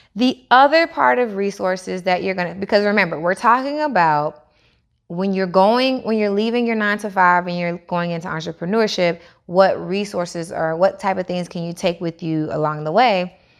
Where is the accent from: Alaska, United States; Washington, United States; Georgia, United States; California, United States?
Georgia, United States; Atlanta; also born or lived in Niagara Falls; I moved from Niagara Falls to Atlanta when I was six years old